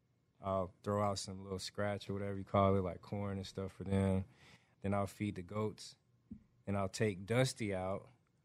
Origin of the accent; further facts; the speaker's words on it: Atlanta, Georgia, United States; moved away as an adult; now in Texas, United States; I grew up raised in Atlanta, Georgia, right? So, my family, though, like, my grandparents lived in Middle Georgia, like, Warner Robins, little town right outside of Macon, Georgia. So, it's a little more rural than the city.